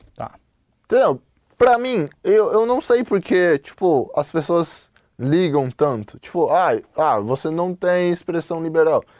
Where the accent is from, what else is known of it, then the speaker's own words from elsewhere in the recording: China; moved away; eu como chinês, eu gosto do meu país